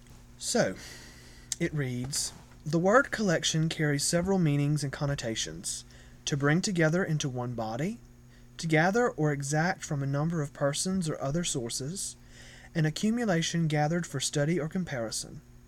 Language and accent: English; Florida parishes, Louisiana, United States; I'm from the Florida parishes, which are the parishes east of the Mississippi River and north of Lakes Maurepas Pontchartrain.